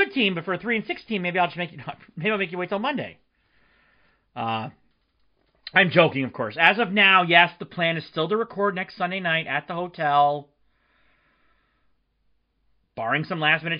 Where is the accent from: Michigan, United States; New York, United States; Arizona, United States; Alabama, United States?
Michigan, United States; Marquette; moved away; Marquette, my hometown, back in the Youp.